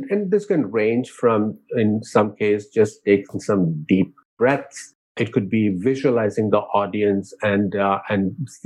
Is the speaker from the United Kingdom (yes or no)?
no; India; moved away; growing up in India